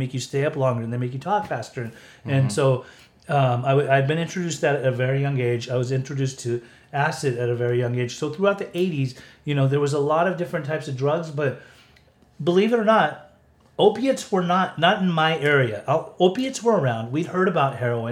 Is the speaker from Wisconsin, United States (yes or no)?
no; Utah, United States; now in California, United States; when I was growing up in Utah, like we all smoked weed.